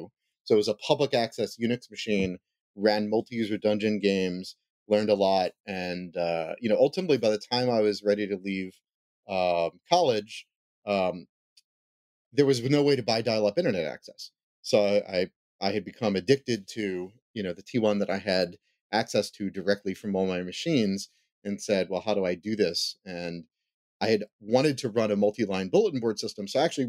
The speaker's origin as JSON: {"language": "English", "town": "Philadelphia", "region": "Pennsylvania", "country": "United States", "tie": "born or raised there", "said": "I haven't seen the show The Goldbergs, but we grew up one town over."}